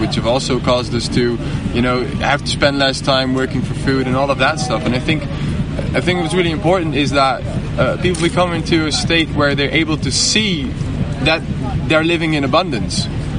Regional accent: Netherlands; now in Portugal; But I'm from the Netherlands.

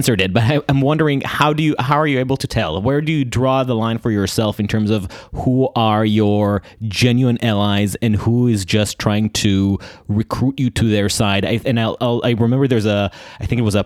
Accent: Israel; moved away as an adult; now in United States; I come from Israel

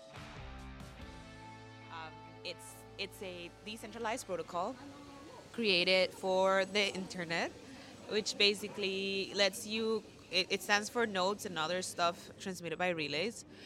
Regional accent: Costa Rica; I'm from Costa Rica

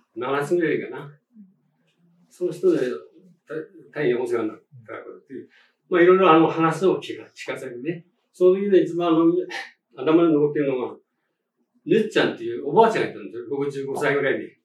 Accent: Setamai, Iwate, Japan; also born or lived in Tokyo; 世田前の出身でして

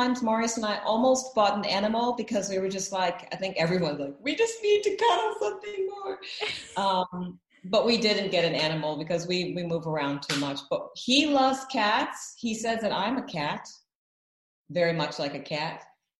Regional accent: Atlanta, Georgia, United States; moved away as an adult; also born or lived in Milwaukee, Wisconsin / Cape Town, South Africa; I was born in Milwaukee, Wisconsin. I grew up, I was only birthed there. I grew up in Atlanta, Georgia. And I would say that I became a woman in Cape Town, South Africa, because I lived there in my 30s.

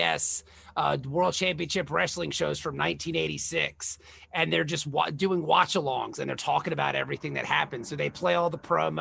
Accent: Norfolk, Virginia, United States; I grew up in Norfolk, Virginia

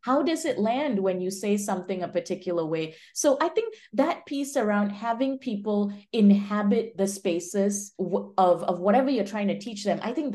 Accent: Malaysia; moved away as an adult; also born or lived in Minnesota, United States / Michigan, United States; now in Bay Area, United States; I'm originally from Malaysia, moved to the US for college

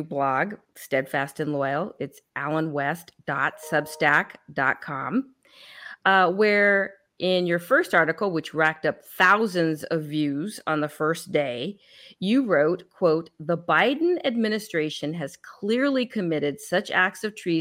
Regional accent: California, United States; I hail from California and I was in the Bay Area

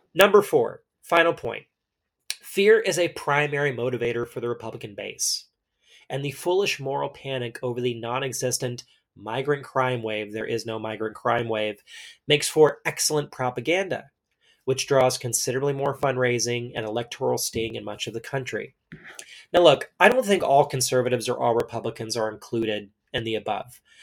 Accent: Texas, United States; I grew up in Texas, as did generations of my family before me

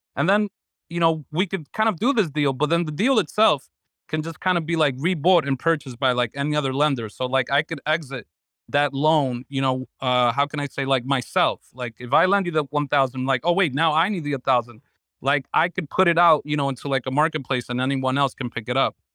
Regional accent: New York City, New York, United States; I'm a New Yorker

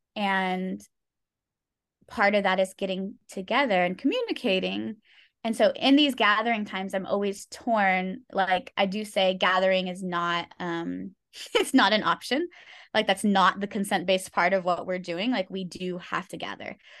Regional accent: California, United States; moved away as an adult; now in Thailand; I was born and raised in California

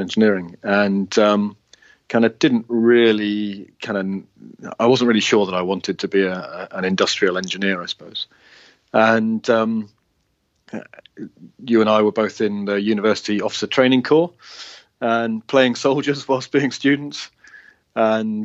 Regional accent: Worcester, West Midlands, United Kingdom; moved away as an adult; also born or lived in Cardiff / North Wales / Swansea; I was born in Worcester, which is just up the road, and I was born in a village just outside Worcester, and then moved to Worcester when my teenage years

